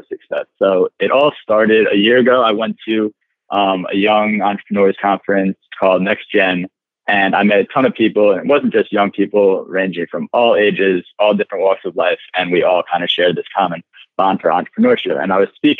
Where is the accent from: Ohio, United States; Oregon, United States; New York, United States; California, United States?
New York, United States; Chappaqua; I grew up in Chappaqua, New York, which is a town outside of the city, small suburb